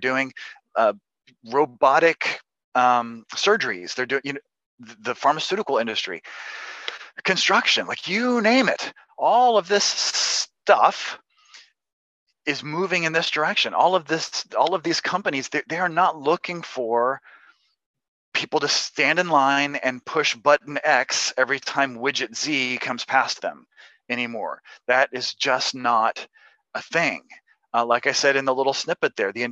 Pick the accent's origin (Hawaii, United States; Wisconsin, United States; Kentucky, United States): Kentucky, United States; I'm from Kentucky. I grew up in a family of tobacco farmers.